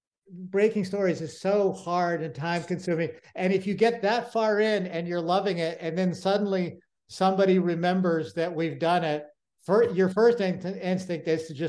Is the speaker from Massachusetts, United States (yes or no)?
yes; Massachusetts, United States; the neighborhood I grew up in Massachusetts